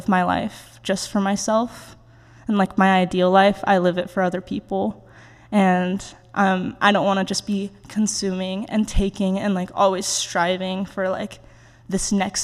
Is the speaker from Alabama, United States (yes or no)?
no; Oregon, United States; moved away as an adult; now in Virginia, United States; growing up in Oregon